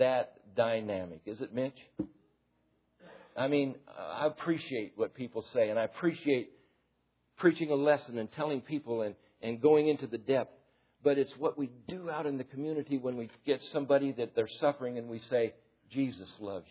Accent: United States; I'm an American

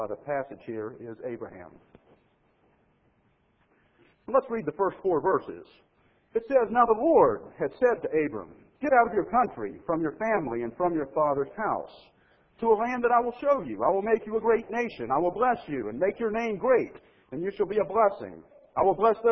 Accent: Mississippi, United States; moved away; I grew up in Mississippi

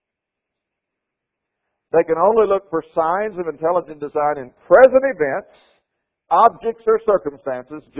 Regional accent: Florida, United States; the state of Florida, my home state

